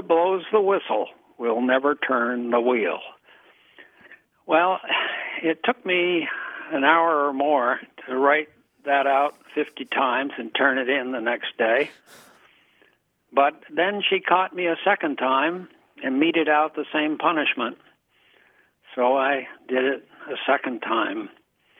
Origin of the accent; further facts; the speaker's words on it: Burlington, Vermont, United States; my ninth grade English teacher at Burlington High School in Burlington, Vermont